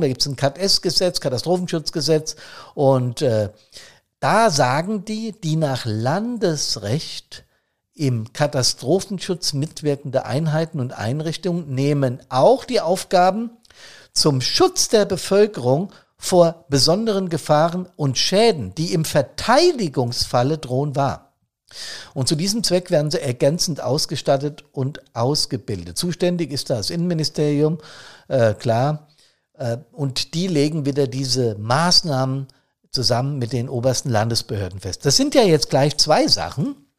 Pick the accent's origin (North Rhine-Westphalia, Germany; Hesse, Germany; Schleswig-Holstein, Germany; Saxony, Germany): Hesse, Germany; das ist in Hessen, das ich jetzt beispielhaft als mein Heimatbundesland genommen habe